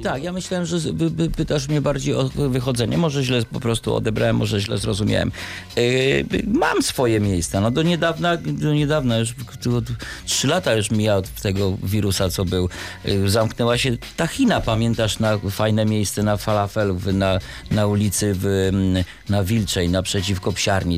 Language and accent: Polish; Warsaw, Masovian Voivodeship, Poland; Ja jestem chłopak z Warszawy